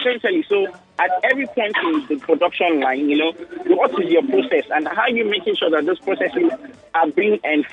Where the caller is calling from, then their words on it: Ikoyi, Lagos, Nigeria; I'm calling you from Iko.